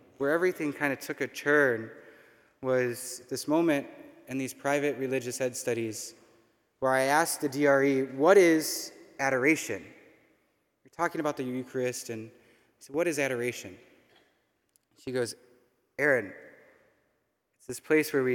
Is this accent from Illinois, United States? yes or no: yes; Roscoe, Illinois, United States; I grew up in Roscoe, Illinois, so just north of here, not too far